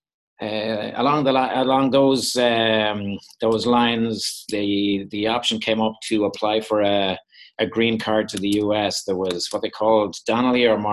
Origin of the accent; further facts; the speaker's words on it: Dublin, Leinster, Ireland; moved away as an adult; now in Minneapolis, United States; I'm not from North Dakota. I'm from Dublin in Ireland. And we've been over here 25 years now